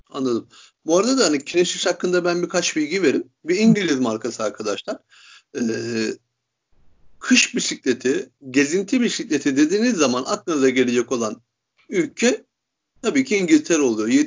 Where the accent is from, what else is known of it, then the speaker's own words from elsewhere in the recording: Turkey; Hiçbirimiz İtalyan değiliz. Yüzde yüz Türk'üz.